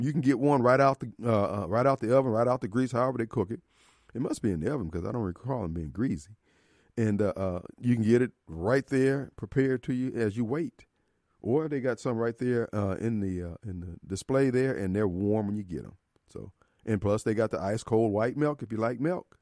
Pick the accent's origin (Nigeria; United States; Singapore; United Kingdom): United States; Decatur, Illinois; now in Jackson, United States; my hometown, Decatur, Illinois